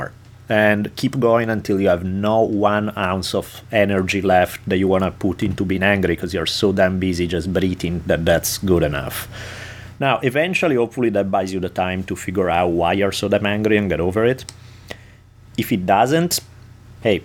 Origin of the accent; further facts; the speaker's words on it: Italy; moved away; growing up in Italy